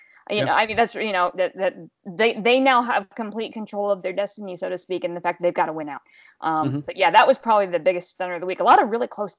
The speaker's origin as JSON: {"language": "English", "region": "Pennsylvania", "country": "United States", "moved": "yes", "said": "I'm from Pennsylvania."}